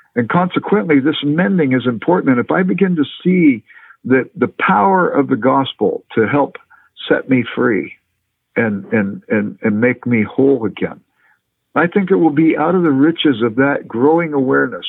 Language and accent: English; Los Angeles, California, United States; moved away; I grew up in Los Angeles